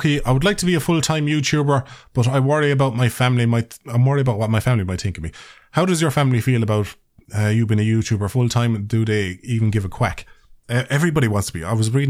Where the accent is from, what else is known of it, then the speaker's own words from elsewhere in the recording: Ireland; accent: Irish; I think as far as accents go, like Irish accents, I think my accent is fairly neutral.